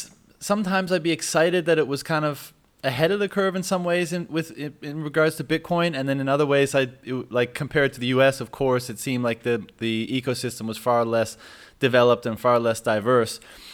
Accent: Newfoundland and Labrador, Canada; moved away; I'm Canadian myself, actually. I'm from Newfoundland originally.

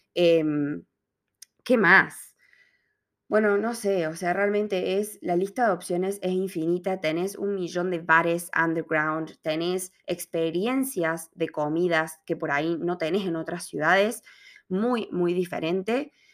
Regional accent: Córdoba, Argentina; moved away as an adult; now in Melbourne, Australia; Córdoba, que es de donde yo soy, Córdoba es una ciudad universitaria en Argentina también

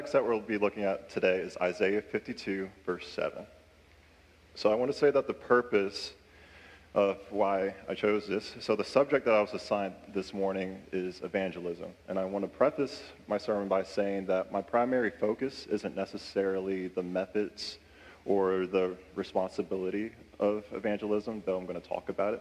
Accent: Louisa, Virginia, United States; also born or lived in Henrico County, Virginia; I was born in Henrico County, and then I moved to Louisa, and that's where I grew up most of my years

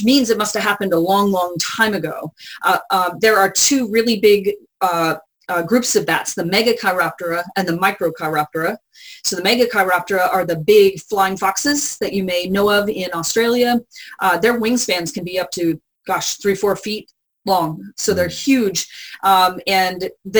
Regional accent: San Antonio, Texas, United States; moved away; I grew up in San Antonio

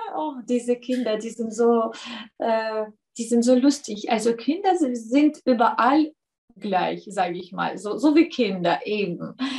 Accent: southern Ukraine, Ukraine; first language Russian; German is a second language; moved away as an adult; now in Austria; ich komme aus dem äh, Süden. Ich bezeichne Russisch als meine Muttersprache.

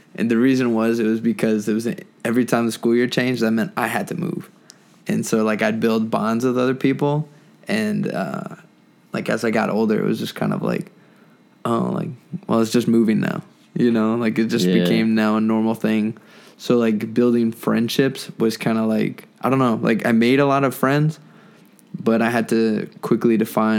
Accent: Wisconsin, United States; born there; also born or lived in Italy / Kansas, United States; So I was born in Wisconsin, and my parents had me there, of course, and then my dad joined the Army

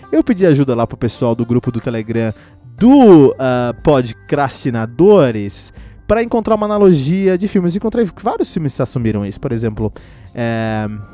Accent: Cotia, São Paulo, Brazil; born or raised there

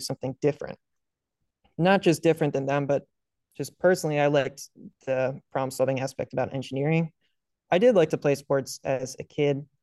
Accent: Northern Virginia, United States; I grew up in Northern Virginia.

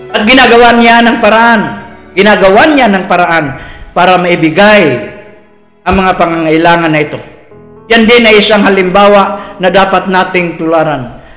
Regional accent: Philippines; proud ako bilang isang Pilipino

